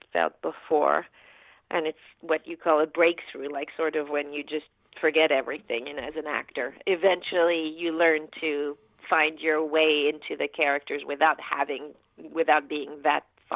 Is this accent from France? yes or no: yes; France; moved away as an adult; now in United States; I grew up in France. My dad's American and my mom's French, but I grew up in France till I was about 19, and then I came to the States to go to college. Never went back.